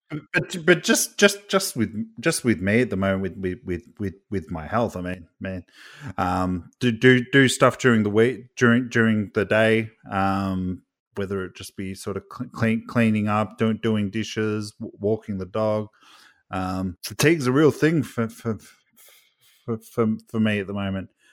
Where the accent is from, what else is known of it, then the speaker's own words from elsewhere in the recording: Australia; I'm from Australia